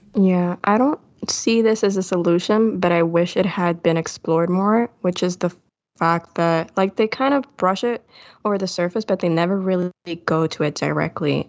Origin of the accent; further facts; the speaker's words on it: Puerto Rico; I'm from Puerto Rico